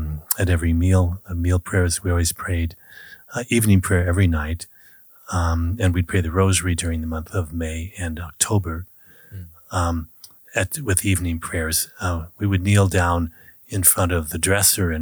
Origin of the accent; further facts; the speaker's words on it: Kansas, United States; I was born in Kansas. I was raised on a farm.